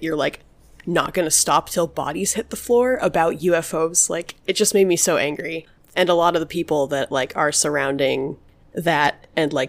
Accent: New Mexico, United States; I'm from New Mexico

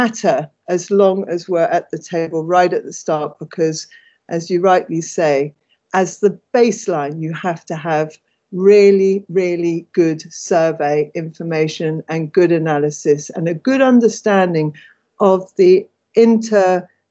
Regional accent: London, United Kingdom; I'm born and bred in Islington

